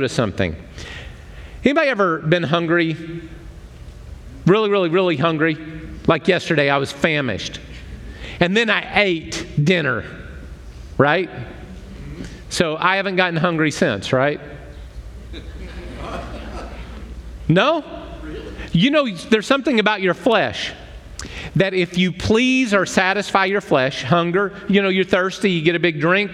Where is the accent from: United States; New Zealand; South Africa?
United States; I'm an American.